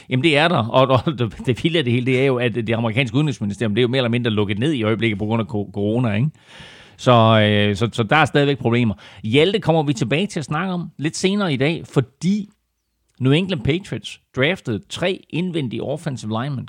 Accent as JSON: {"language": "Danish", "country": "Denmark", "said": "Vi danskere"}